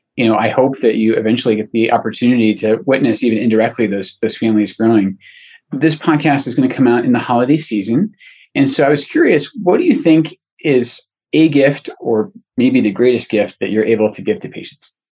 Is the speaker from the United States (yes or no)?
no; Scotland, United Kingdom; moved away; And I'm originally from Scotland, and so I, I know a tiny bit of Gaelic.